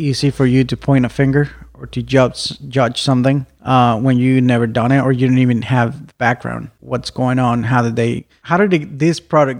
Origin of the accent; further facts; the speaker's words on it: Mexico; now in Arizona, United States; I was born in Mexico.